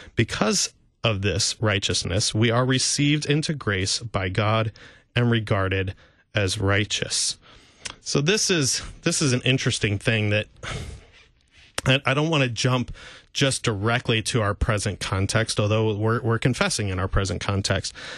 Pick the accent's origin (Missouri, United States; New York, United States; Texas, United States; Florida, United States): Missouri, United States; St. Louis; I grew up in Saint Louis listening to K F U